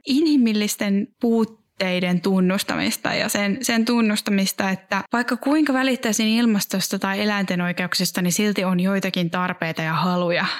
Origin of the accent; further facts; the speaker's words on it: Järvenpää, Uusimaa, Finland; Järvenpäällä, joka on mun, mun, missä mä oon syntynyt ja kasvanut